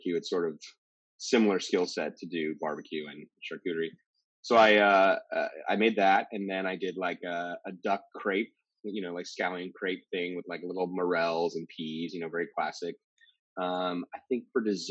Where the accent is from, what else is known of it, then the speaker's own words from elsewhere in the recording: East Bay, California, United States; now in New York City, United States; I grew up in California, like the East Bay